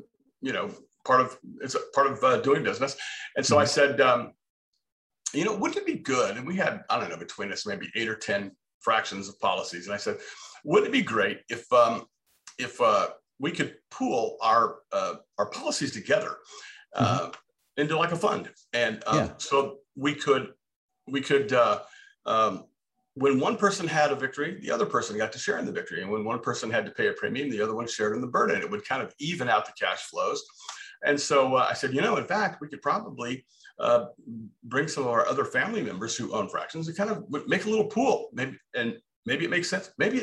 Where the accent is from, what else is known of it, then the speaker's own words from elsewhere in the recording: Southern California, United States; moved away as an adult; now in Texas, United States; I was raised in Southern California, went to Cal State Fullerton, spent the majority of my life out there